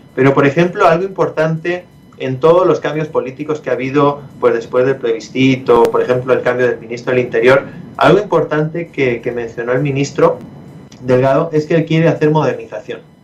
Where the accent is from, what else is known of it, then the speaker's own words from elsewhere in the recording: Spain; yo soy español